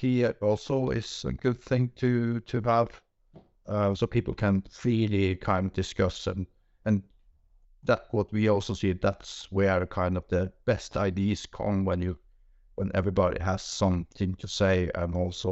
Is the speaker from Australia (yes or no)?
no; Norway; from Norway